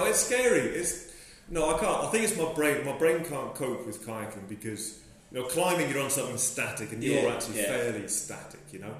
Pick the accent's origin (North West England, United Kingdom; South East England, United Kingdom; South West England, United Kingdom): South West England, United Kingdom; Somerset; now in Fort William, United Kingdom; I was brought up in Somerset